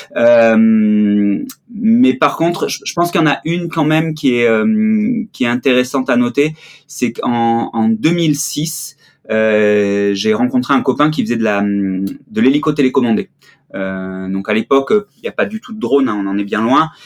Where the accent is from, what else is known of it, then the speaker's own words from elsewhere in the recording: Marseille, Provence-Alpes-Côte d'Azur, France; moved away as an adult; also born or lived in Briançon / Grenoble; je suis marseillais, je suis né à Marseille. Euh, et j'ai eu la chance de, de faire une partie de, de, de mes petites écoles euh, à Briançon